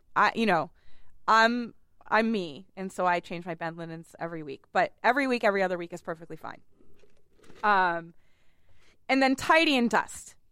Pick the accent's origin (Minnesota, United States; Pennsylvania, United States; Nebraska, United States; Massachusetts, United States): Massachusetts, United States; Boston; I grew up on the Charles